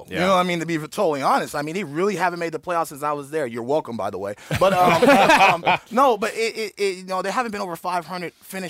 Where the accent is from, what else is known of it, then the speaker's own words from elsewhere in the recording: Oakland, California, United States; I'm from Oakland